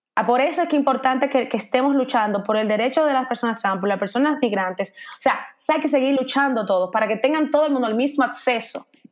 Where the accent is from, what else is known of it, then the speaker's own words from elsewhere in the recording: Dominican Republic; now in Spain; yo como dominicana